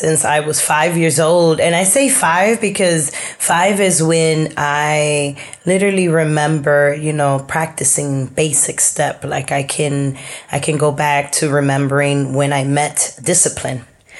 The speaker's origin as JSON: {"language": "English", "town": "Guayama", "country": "Puerto Rico", "said": "we're from Guayama, the southern side of Puerto Rico."}